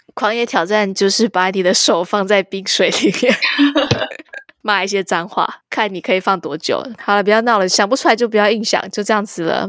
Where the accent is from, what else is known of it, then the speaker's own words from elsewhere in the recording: Taiwan; moved away as an adult; now in United States; 我身为一个台湾人，我懂这个心情